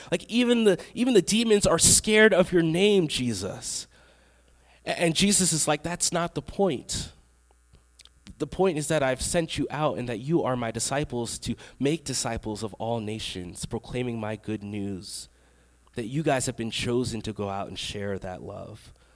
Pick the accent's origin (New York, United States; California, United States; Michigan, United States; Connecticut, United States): New York, United States; Long Island; now in Texas, United States; I grew up in New York. I grew up on Long Island, which is about an hour away from the city.